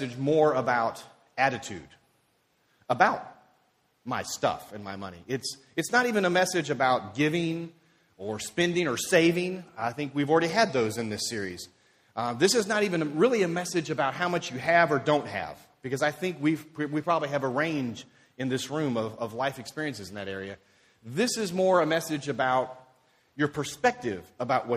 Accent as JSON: {"language": "English", "town": "Dover", "region": "Tennessee", "country": "United States", "tie": "born or raised there", "said": "growing up in Dover, Tennessee, is where I grew up"}